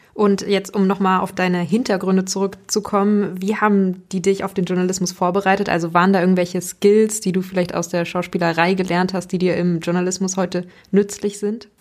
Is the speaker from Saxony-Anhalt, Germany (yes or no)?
no; Hanover, Lower Saxony, Germany; da, wo ich aufgewachsen bin, in Hannover